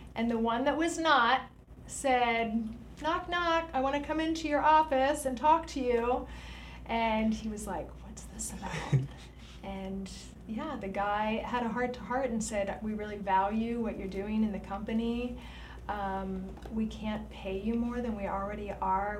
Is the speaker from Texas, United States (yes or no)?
no; Lancaster County, Pennsylvania, United States; I grew up in Lancaster County